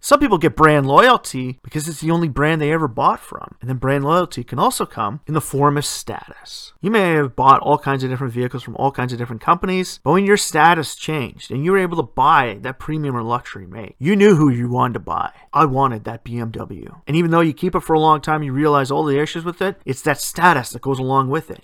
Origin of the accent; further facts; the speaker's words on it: Ontario, Canada; my home country here